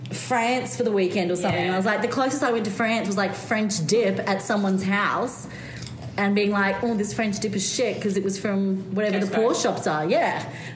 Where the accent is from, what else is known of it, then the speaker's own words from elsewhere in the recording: Australia; also born or lived in London; there's two kinds of Australians. There was the first waivers, which I was the first waiver